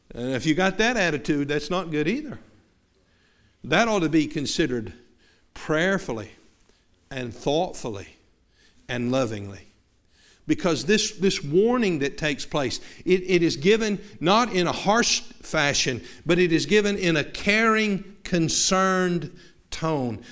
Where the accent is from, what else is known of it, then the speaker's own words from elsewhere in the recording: the South, United States; moved away; we're from the South